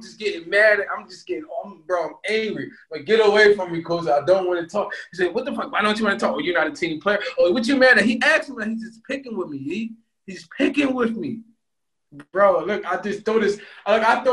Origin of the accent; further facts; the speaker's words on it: Philadelphia, Pennsylvania, United States; moved away; I'm from Philly.